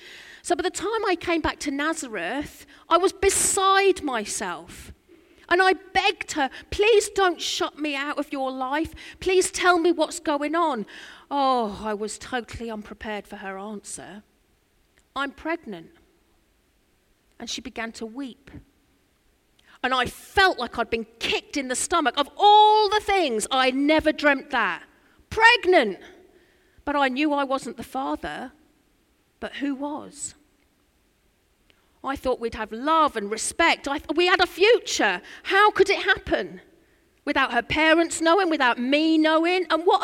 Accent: Norfolk, East of England, United Kingdom; I'm from Norfolk

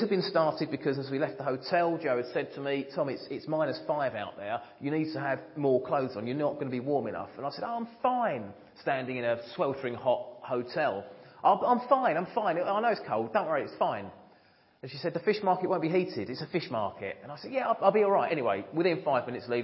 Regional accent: United Kingdom; being British

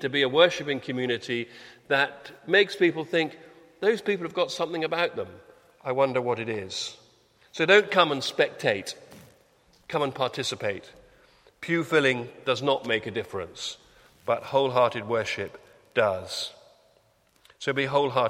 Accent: United Kingdom; we're British

